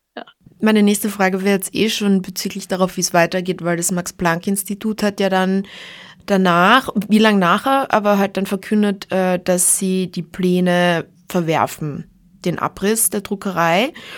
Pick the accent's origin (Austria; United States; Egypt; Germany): Austria; Graz, Styria; bei uns in Graz